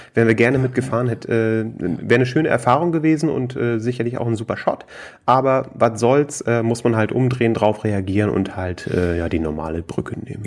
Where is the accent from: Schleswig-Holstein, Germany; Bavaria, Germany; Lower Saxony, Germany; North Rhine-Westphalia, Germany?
Schleswig-Holstein, Germany; Flensburg; moved away as an adult; now in Hamburg, Germany; ich komme äh, ursprünglich aus Flensburg, äh, wohne jetzt in mhm. Hamburg seit no, ne, zweieinhalb Jahren